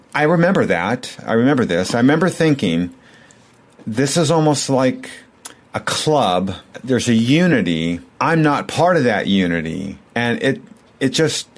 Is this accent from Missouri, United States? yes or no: no; Southern California, United States; I'm from the Southern California area, always have been.